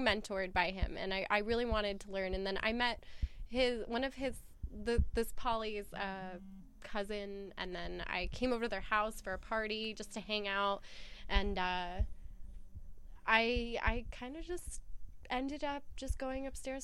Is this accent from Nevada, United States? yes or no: yes; Las Vegas, Nevada, United States; I'm from Vegas